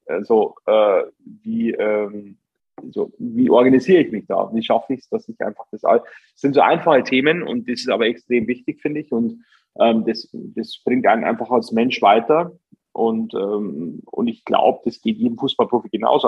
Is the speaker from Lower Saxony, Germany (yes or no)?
no; Bavaria, Germany; ich komme aus der Region, ähm, bin einfach mit Bayern München groß geworden